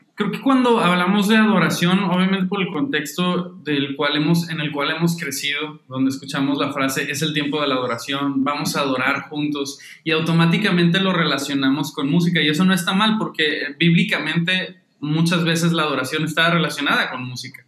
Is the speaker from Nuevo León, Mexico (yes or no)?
yes; Monterrey, Nuevo León, Mexico; yo soy de Monterrey, México, este, aquí nací, crecí y he vivido la mayoría de mi vida